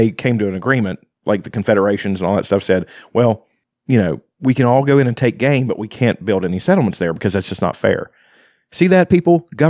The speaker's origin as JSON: {"language": "English", "region": "West Virginia", "country": "United States", "said": "I'm not from Ireland. I don't know anything about the place other than what I've read. And I've never been there. I'm a West Virginia Irish kid"}